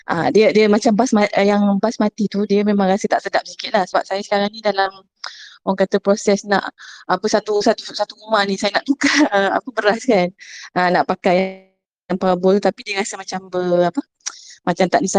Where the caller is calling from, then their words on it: Johor Bahru, Johor, Malaysia; Dr. Ju, uh, apa saya daripada JB Doktor?